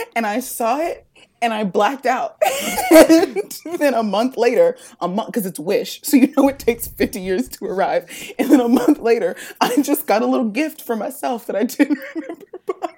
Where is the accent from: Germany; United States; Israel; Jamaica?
United States; Ohio; I'm from Ohio